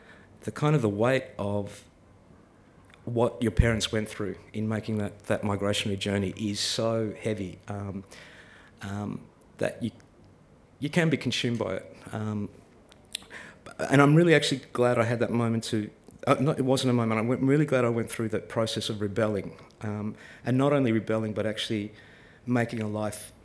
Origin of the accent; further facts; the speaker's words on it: Melbourne, Victoria, Australia; I grew up in Melbourne